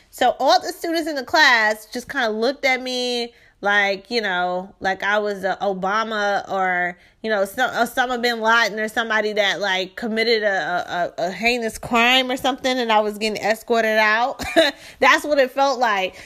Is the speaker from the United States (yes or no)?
yes; Shreveport, Louisiana, United States; moved away as an adult; now in Houston, United States; I am from Shreveport, Louisiana. So I was born in Shreveport, Louisiana in nineteen eighty-eight.